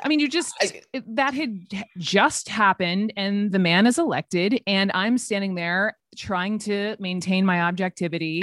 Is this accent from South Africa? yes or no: no; the South, United States; I'm from the South